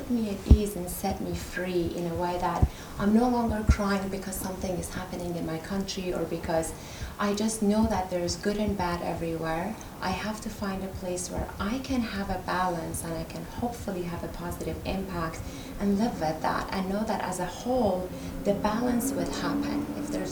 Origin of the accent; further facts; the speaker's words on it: Iran; moved away; I'm from Iran